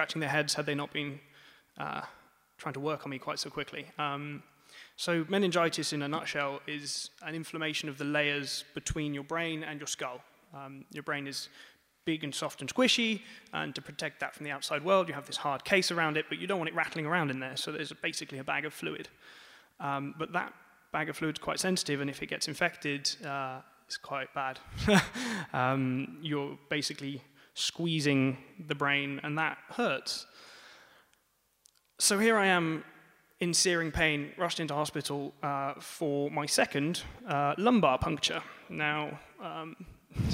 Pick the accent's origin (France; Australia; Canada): France; moved away; also born or lived in Bath, United Kingdom; as you can tell from my accent, I grew up in France.